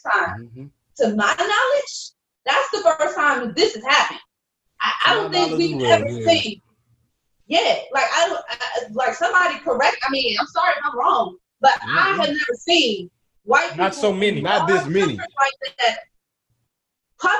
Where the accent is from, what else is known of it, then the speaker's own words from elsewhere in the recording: South Carolina, United States; We got a saying in my family, don't take the gun off the shelf unless you plan to use it. Because we're from South Carolina.